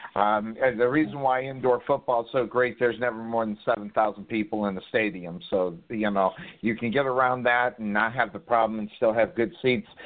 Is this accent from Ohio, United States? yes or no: no; Tempe, Arizona, United States; I'm from Arizona, Party Town, USA, Tempe, Arizona